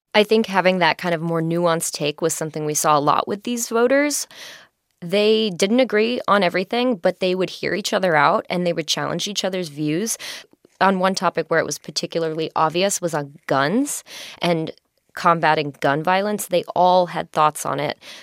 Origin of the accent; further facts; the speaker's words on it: New York City, New York, United States; I'm from New York City